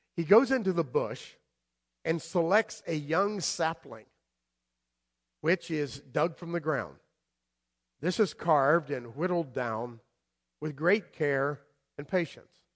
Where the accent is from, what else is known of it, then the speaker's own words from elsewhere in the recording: South Florida, United States; moved away; also born or lived in Madison, Connecticut / Guilford, Connecticut; I grew up in South Florida, down there where all the storms are coming